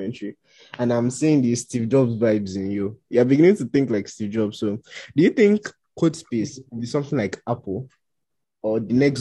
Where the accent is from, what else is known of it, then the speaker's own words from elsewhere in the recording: Nigeria; I come from Nigeria